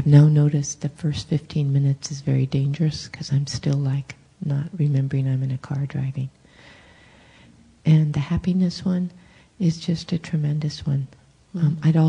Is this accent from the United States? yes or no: yes; San Jose, California, United States; I think I counted it was 10 people this time because I come from East San Jose.